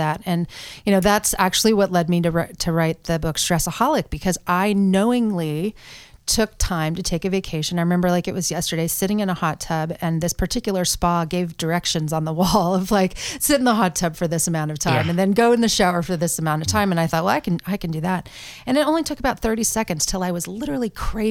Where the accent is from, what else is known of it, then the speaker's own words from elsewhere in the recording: Portland, Oregon, United States; moved away as an adult; also born or lived in Pennsylvania; born and raised in Portland, Oregon